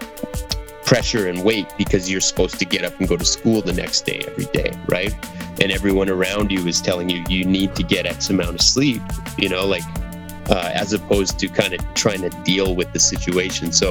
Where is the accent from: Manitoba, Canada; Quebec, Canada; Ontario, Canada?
Manitoba, Canada; Churchill; also born or lived in British Columbia; now in Winnipeg, Canada; I was born in British Columbia, on a small island, and then we moved to Churchill